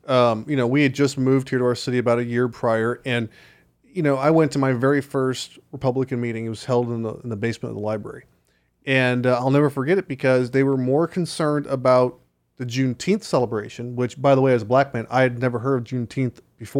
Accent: Chicago, Illinois, United States; also born or lived in Los Angeles; I know I'm from Chicago and L.A., but I am not a Democrat.

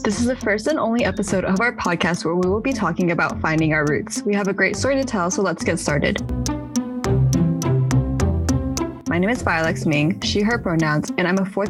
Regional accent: Texas, United States; also born or lived in China; I was born in China and moved to Texas when I was less than a year old. Growing up in Texas, I always felt a little bit out of place as I was one of two Asian kids in my elementary school.

